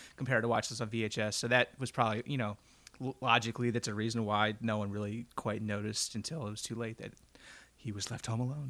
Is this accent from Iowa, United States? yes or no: no; Philadelphia, Pennsylvania, United States; growing up in Roxborough, Pennsylvania